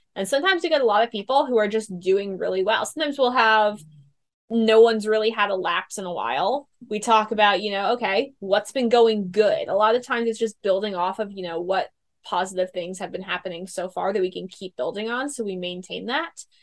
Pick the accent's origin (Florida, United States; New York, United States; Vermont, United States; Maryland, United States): New York, United States; moved away as an adult; now in California, United States; I'm from New York. I came out here to California from New York to um, do my program